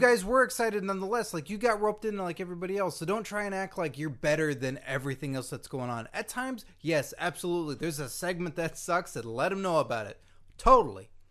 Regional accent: Carrollton, Texas, United States; fellow Texan myself

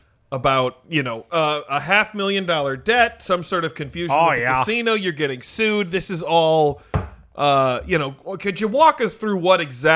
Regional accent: Michigan, United States; now in Los Angeles, United States; We're down here in Los Angeles. I mean, obviously, we're all from Michigan.

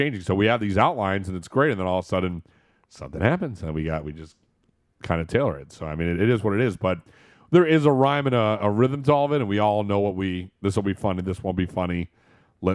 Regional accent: East Coast, United States; I listened to Howard Stern when I was a kid. I mean, I was from the East Coast a lot

